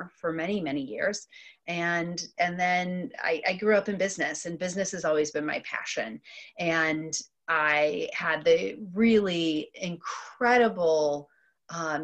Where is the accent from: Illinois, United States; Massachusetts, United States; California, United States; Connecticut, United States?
Illinois, United States; Central; also born or lived in Detroit area, Michigan; I am originally from the Detroit area, and as a child moved to Central Illinois. And this has been, for all intents and purposes, what I've called home really ever since